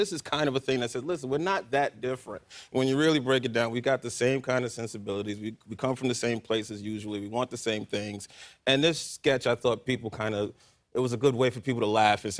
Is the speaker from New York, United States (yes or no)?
yes; New York City, New York, United States; I grew up in Manhattan in the projects